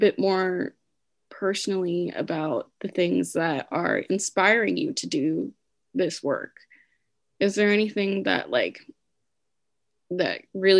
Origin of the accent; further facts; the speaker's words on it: Philippines; As Filipino people, we naturally abandon the idea of self.